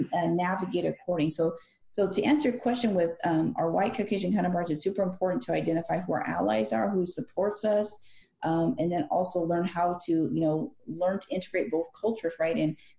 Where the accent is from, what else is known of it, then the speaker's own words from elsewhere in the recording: California, United States; because we're from California, they assumed, and it's a fair assumption, that you're from Mexico.